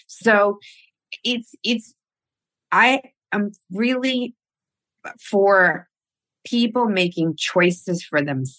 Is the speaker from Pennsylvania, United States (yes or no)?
no; New York City, New York, United States; moved away as an adult; now in California, United States; I was born in Queens. from immigrant parents, both Colombian. They immigrated to America when they were very young. My mother was 19 when I was born. So I grew up in the early 60s, mid 60s.